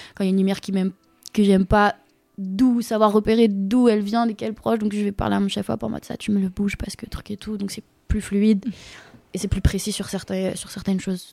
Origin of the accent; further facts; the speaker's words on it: Rennes, Brittany, France; je viens de Rennes